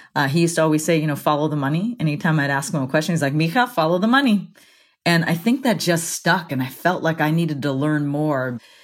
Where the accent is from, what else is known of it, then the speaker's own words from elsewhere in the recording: Central Valley, California, United States; moved away as an adult; I grew up